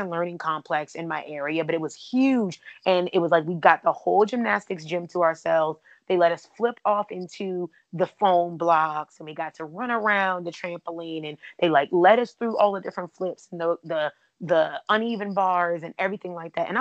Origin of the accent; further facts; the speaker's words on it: Washington, District of Columbia, United States; I grew up in the DC area